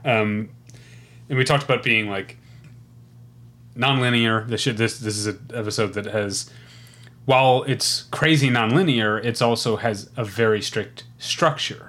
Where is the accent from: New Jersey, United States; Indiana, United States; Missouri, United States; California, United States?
Missouri, United States; I grew up in Missouri